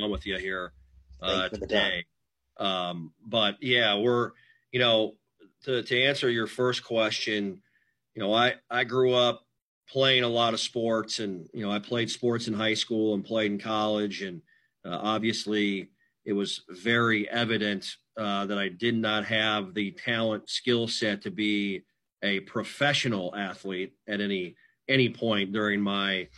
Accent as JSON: {"language": "English", "town": "Mitchell", "region": "South Dakota", "country": "United States", "tie": "born or raised there", "moved": "yes", "said": "here in my hometown of Mitchell, South Dakota"}